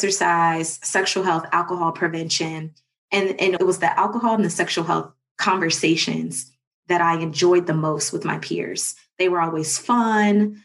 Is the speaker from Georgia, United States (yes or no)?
no; Cincinnati, Ohio, United States; moved away as an adult; now in Atlanta, United States; I am from Cincinnati, Ohio. Went to Walnut Hills High School